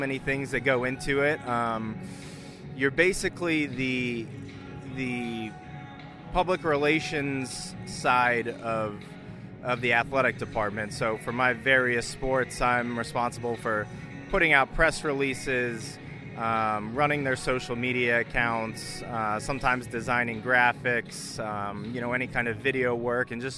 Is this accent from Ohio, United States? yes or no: no; McLean, Virginia, United States; moved away as an adult; also born or lived in Jacksonville, Florida; now in Lewisburg, United States; I'm from Northern Virginia, McLean, Virginia